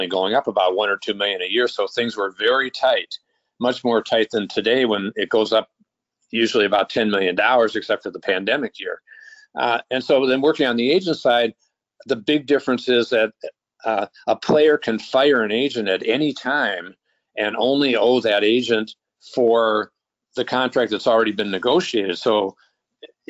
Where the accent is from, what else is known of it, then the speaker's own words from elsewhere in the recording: Minnesota, United States; also born or lived in Tennessee; work in my hometown with the Vikings for 23 years